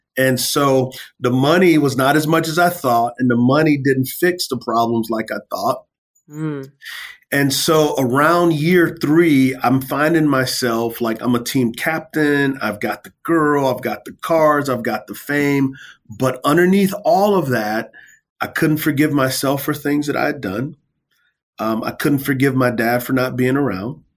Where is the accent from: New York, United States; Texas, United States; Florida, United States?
Texas, United States; San Antonio; I come from San Antonio, Texas. Uh, I grew up in the hood.